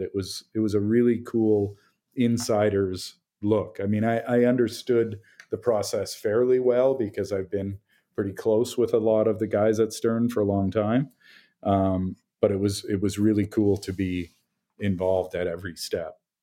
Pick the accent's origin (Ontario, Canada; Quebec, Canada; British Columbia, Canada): Ontario, Canada; Toronto; I'm from Toronto